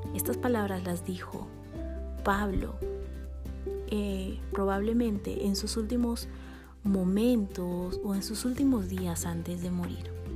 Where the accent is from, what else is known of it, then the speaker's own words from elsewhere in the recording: Bolivia; now in Guatemala; boliviana por amor y nacimiento